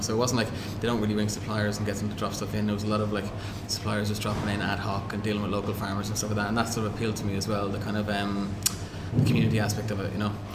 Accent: Cavan, Ulster, Ireland; I grew up in Cavan

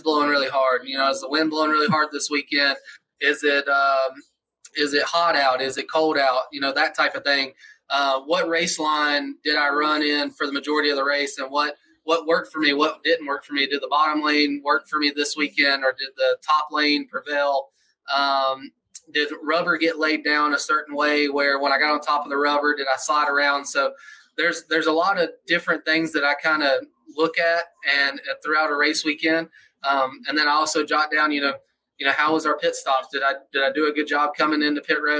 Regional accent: Atlanta, Georgia, United States; I grew up in Atlanta, Georgia area

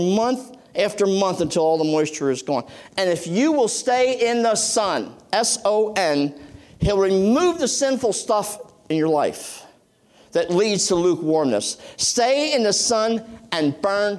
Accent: Boyertown, Pennsylvania, United States; also born or lived in Reading, Pennsylvania; We moved to the country from Reading, PA

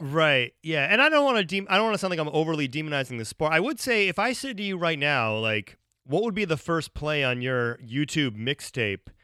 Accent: Ohio, United States; now in Chicago, United States; I live in Chicago. Like I, I grew up in Ohio

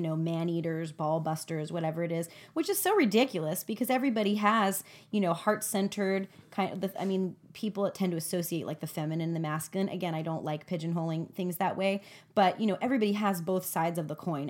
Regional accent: United States; as an American

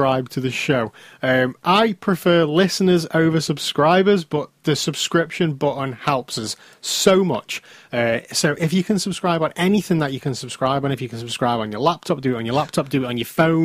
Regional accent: United Kingdom; We're British

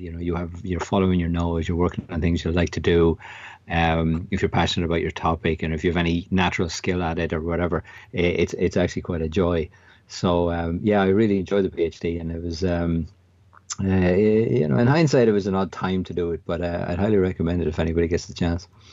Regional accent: an hour outside Dublin, Leinster, Ireland; I grew up in Southern Ireland, uh, about an hour outside Dublin.

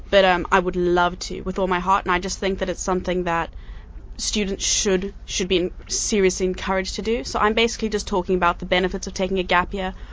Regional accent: South Africa; now in United Arab Emirates; I came from South Africa, so I, I know a lot about poverty

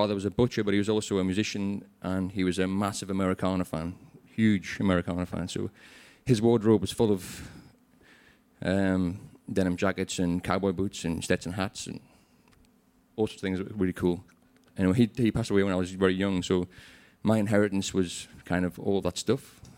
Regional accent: England, United Kingdom; moved away as an adult; now in Australia

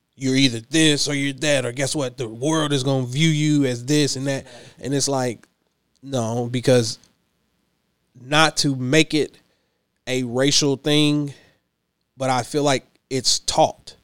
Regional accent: Clinton, Kentucky, United States; also born or lived in Lexington, Kentucky; now in Louisville, United States; Hickman County, born and raised

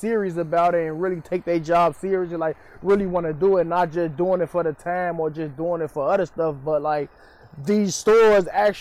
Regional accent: Chicago, Illinois, United States; I grew up in Cabrini Green

